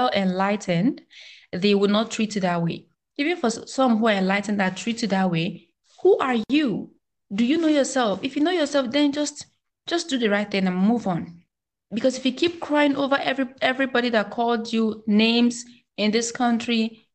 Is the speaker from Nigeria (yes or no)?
yes; Nigeria; as a Nigerian, as a proud African